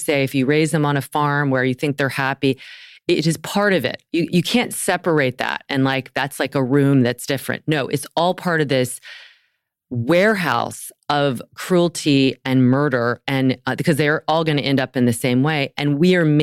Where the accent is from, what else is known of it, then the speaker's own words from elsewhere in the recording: the South, United States; I grew up in the South